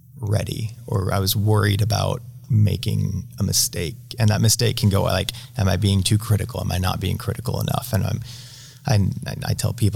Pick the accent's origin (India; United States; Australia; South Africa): United States; Utah; I'm from Utah